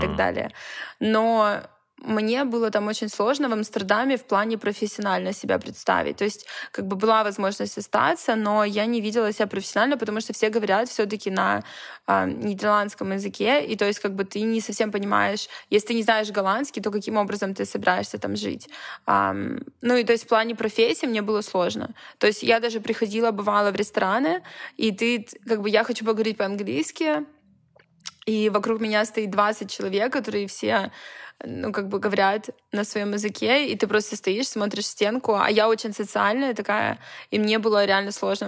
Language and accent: Russian; Vladivostok, Primorsky Krai, Russia; also born or lived in Saint Petersburg; now in Los Angeles, United States; Я не из Петербурга, я из Владивостока